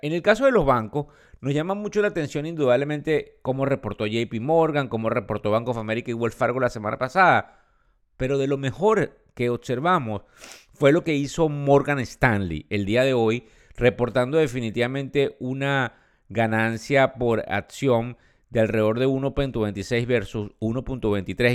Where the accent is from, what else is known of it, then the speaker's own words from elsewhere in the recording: Venezuela; quienes somos venezolanos